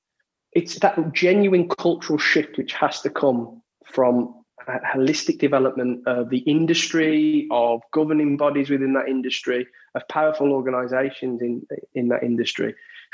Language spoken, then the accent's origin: English; Walsall, West Midlands, United Kingdom; also born or lived in Birmingham; I'd played with a lot of black and Asian kids growing up in the Walsall area, Walsall Birmingham area.